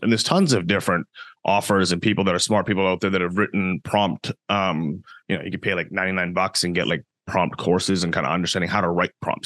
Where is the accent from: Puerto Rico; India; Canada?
Canada; I'm from Canada as well